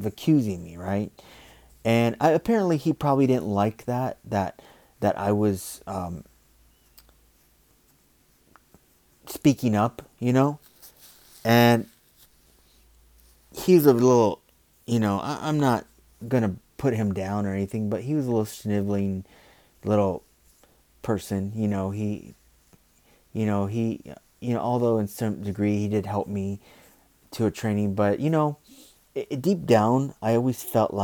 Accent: United States; I'm American, born and raised here

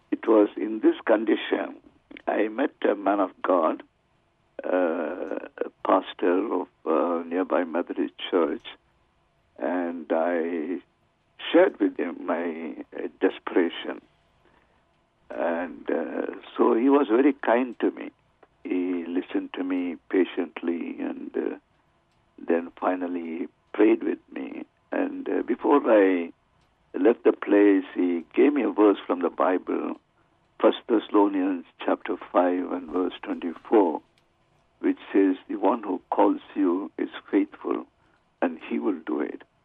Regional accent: Chennai, Tamil Nadu, India; I grew up in uh, Chennai, a city in South India, formerly known as Madras.

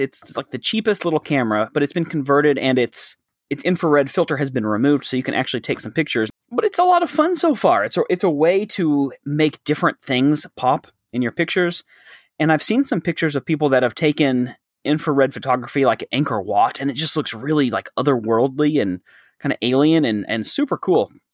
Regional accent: Texas, United States; now in Thailand; I'm from Texas.

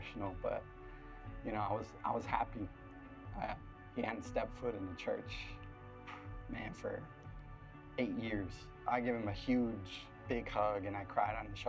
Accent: Floresville, Texas, United States; I'm originally from Floresville, Texas. It's just down the street from here, so grew up there for a little bit.

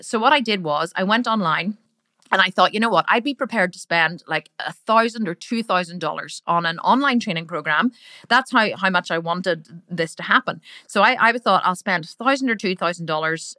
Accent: Ireland; accent: Irish; I'm Irish. I'm Irish. Like, sometimes I sound really Irish because I am Irish, right? And in Ireland, we say the word fuck a lot

